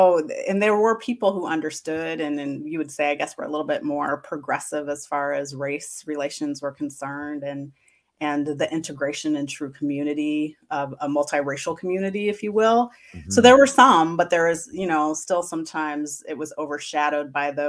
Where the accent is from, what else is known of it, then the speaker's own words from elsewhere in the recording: Kansas City, Missouri, United States; Yeah, I said because I went to predominantly white schools growing up that I wanted to do something a little different and attend a historically black college and university.